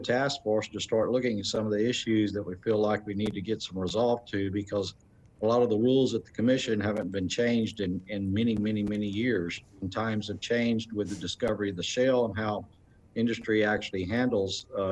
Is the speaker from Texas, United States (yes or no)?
yes; Texas, United States; I've been born and raised in Texas.